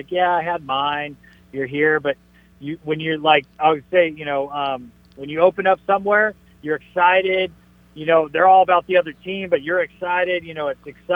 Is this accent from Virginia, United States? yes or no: no; San Diego, California, United States; I was born in San Diego, so I kind of feel like San Diego is home to me too.